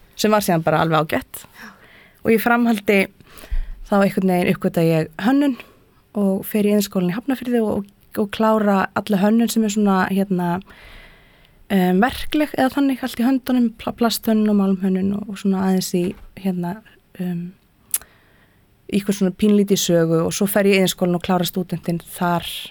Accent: Hrunamannahreppur, Southern Region, Iceland; also born or lived in Prague; Ég ólst upp í Öðsóldi í Hrunumann

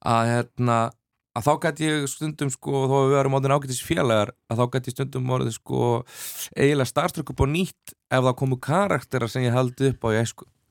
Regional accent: Dalvík, Northeastern Region, Iceland; moved away; ég er þarna indislegt eh, að, að fá að alast upp á Dalvik

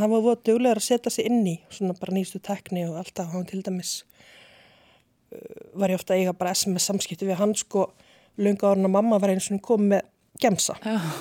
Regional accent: Reykjavík, Capital Region, Iceland; also born or lived in Seyðisfjörður; ég er fætt í Reykjavík og bý í Breiðholti í Hólakverfi þangu til að ég er nýjára

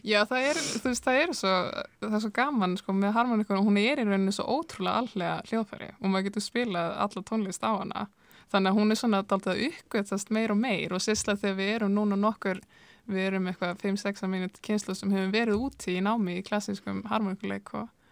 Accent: Húsavík, Northeastern Region, Iceland; moved away; er frá Húsæk og það hefur nú verið einna ríkasta harmonöku hefðin á landinu í þingjasíslum

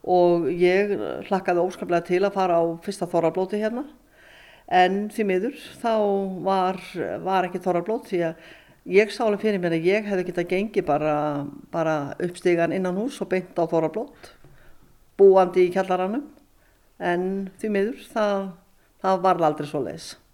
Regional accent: Neskaupstaður, Eastern Region, Iceland; moved away as an adult; also born or lived in Norway; now in Laugarbakki, Iceland; er hjóknarfræðingur og fætt á uppalinn á Norfinni

